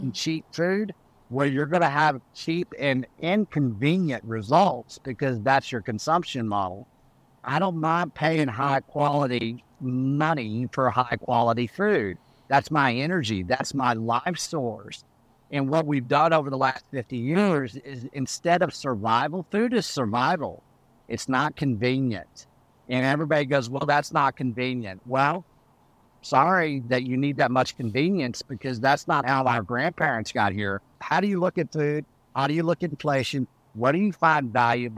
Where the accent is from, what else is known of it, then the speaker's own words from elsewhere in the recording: Canyon, Texas, United States; I come from Texas, West Texas. I grew up around cows